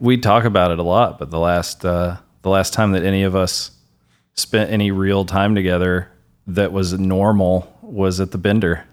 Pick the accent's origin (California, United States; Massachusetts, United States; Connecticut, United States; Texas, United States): Texas, United States; Wichita Falls; moved away as an adult; now in Denton, United States; I grew up in Wichita Falls